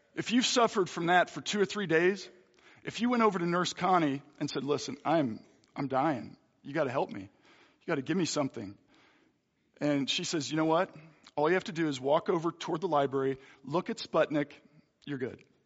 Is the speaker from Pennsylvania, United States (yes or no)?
yes; Philadelphia, Pennsylvania, United States; moved away; also born or lived in Hutchinson; I'm from Philadelphia